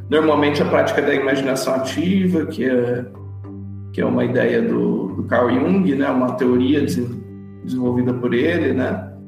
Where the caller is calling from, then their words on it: Uberlândia, Minas Gerais, Brazil; falo de Uberlândia, atuo aqui, trabalho aqui